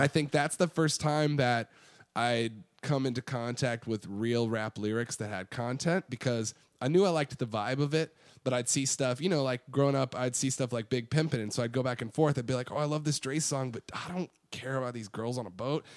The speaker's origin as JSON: {"language": "English", "town": "Iowa City", "region": "Iowa", "country": "United States", "tie": "born or raised there", "moved": "as an adult", "lives_now": "Austin, United States", "said": "so Iowa City is where I grew up"}